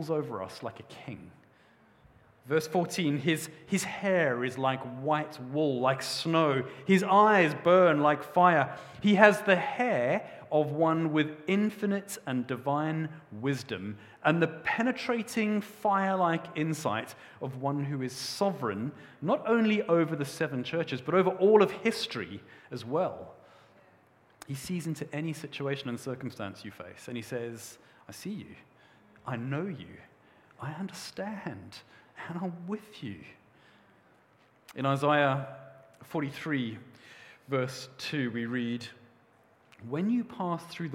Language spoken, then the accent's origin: English; South Africa; moved away; When I was a young boy, I grew up in South Africa